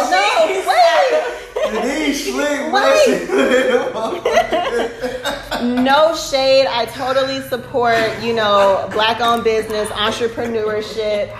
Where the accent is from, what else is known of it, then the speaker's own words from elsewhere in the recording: Atlanta, Georgia, United States; I, of course, was born and raised here